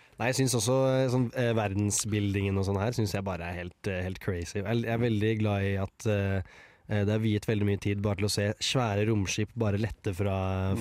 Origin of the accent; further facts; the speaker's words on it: Moss, Østfold, Norway; i hjembyen min Moss